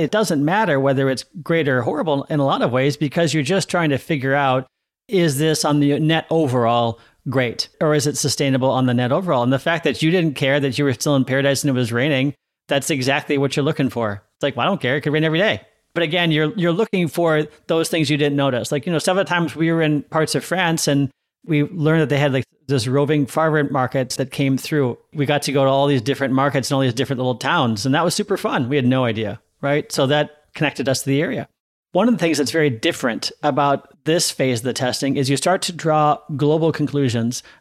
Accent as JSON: {"language": "English", "town": "Seattle", "region": "Washington", "country": "United States", "said": "Or I'm always happier on rainier days because I'm from Seattle, right?"}